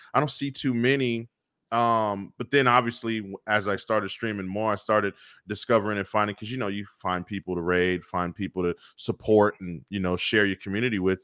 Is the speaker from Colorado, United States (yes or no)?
no; Bay Area, California, United States; growing up in the Bay Area